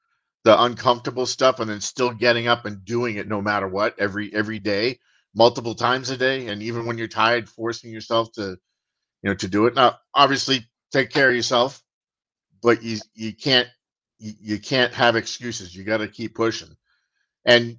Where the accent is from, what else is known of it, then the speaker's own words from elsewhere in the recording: Boston, Massachusetts, United States; also born or lived in England / Florida; now in Richmond, United States; I'm a Bostonian living down south. I grew up in Boston. I live in Virginia now, just outside of Richmond.